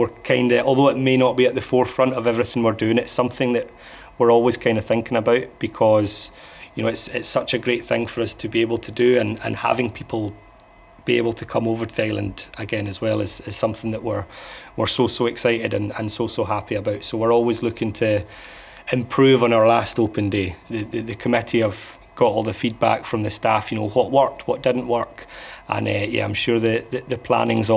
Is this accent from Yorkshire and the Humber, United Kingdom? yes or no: no; Islay, Scotland, United Kingdom; growing up on Isla, whiskey's just a kind of a part of growing up here